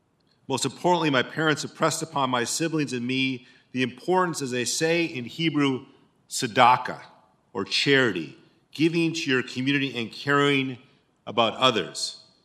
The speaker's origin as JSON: {"language": "English", "town": "Duluth", "region": "Minnesota", "country": "United States", "tie": "born or raised there", "said": "I grew up in Duluth, Minnesota, the youngest of seven children. My parents were leaders in a vibrant but small Jewish community."}